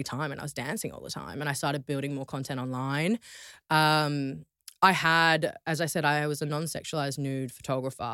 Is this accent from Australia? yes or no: yes; Australia; moved away as an adult; now in London, United Kingdom; growing up in Australia